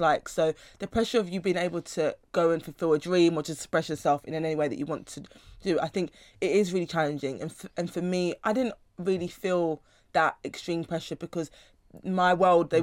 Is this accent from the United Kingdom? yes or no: yes; London, United Kingdom; I was I was raised, born and raised in South London my whole life